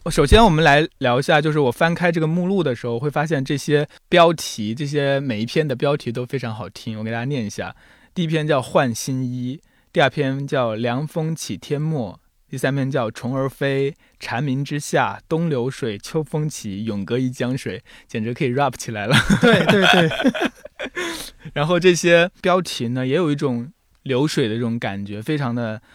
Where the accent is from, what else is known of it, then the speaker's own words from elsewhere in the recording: Jiangxi, China; first language Mandarin; 因为我祖籍是安徽，但是我是从小在江西长大的，所以呢，很奇怪，我就，也不会说安徽话，也不说，也不会说江西话，就只会说普通话